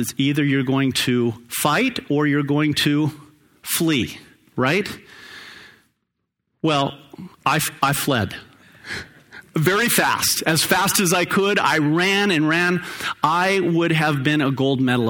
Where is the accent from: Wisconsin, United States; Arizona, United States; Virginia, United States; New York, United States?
Arizona, United States; Phoenix; I grew up in Sunny Slope.